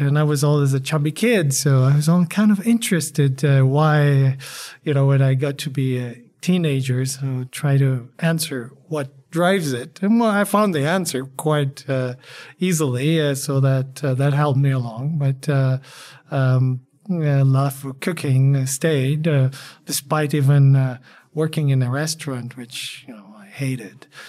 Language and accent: English; Poland; now in El Paso, United States; I'm a, a Polamex, as I call myself. Uh, and I'm Polish